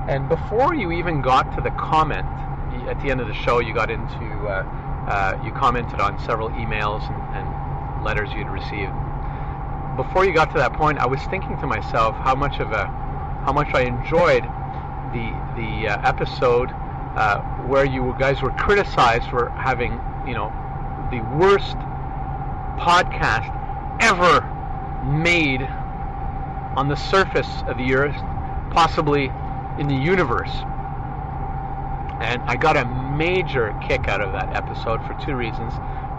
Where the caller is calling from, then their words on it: Hemingford, Quebec, Canada; I'm sending this from Hemingford, Quebec, which is a small rural town, 20 miles south of Montreal, right on the New York-Vermont border.